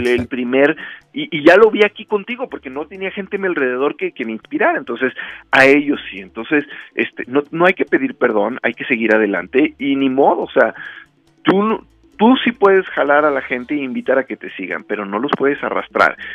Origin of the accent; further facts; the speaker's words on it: Rioverde, San Luis Potosí, Mexico; en Río Verde, en mi ciudad natal